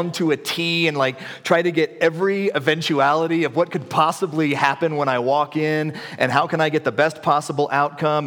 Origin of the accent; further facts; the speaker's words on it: the Bible Belt, the South, United States; I grew up in the Bible Belt in the, like, 80s